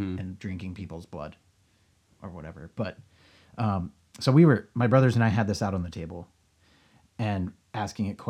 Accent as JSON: {"language": "English", "town": "Gettysburg", "region": "Pennsylvania", "country": "United States", "tie": "born or raised there", "moved": "yes", "lives_now": "California, United States", "said": "growing up in Gettysburg"}